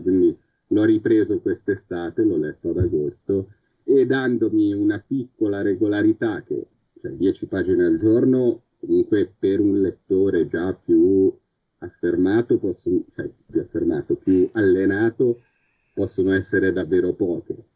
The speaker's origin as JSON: {"language": "Italian", "town": "Milan", "region": "Lombardy", "country": "Italy", "said": "io sono di Milano"}